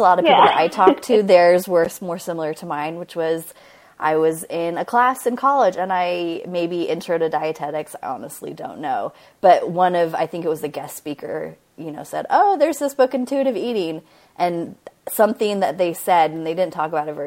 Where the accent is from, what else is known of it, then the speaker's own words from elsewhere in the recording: United States; I grew up in Washington, and we didn't have any family around